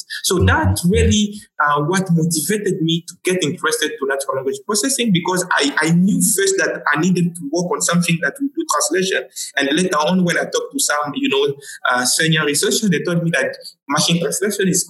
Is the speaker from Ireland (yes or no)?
no; DR Congo; first language Tshiluba; English is a second language; moved away as an adult; also born or lived in Nairobi, Kenya; now in Accra, Ghana; I'm from the Democratic Republic of Congo. For those, yes, that are aware, that is a French-speaking country. So I've done all my, you know, high school, undergrad, you know, honor degree, everything I've done it in French.